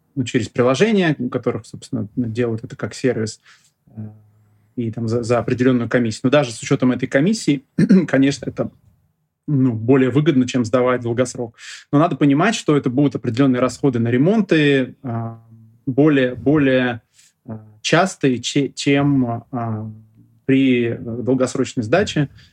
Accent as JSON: {"language": "Russian", "country": "Russia", "tie": "born or raised there", "said": "я родился сам в России, здесь всю жизнь живу"}